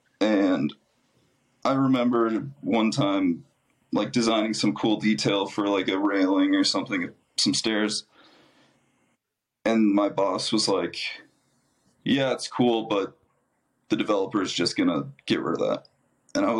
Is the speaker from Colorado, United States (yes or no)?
no; Mankato, Minnesota, United States; moved away; I am from Mankato, Minnesota, originally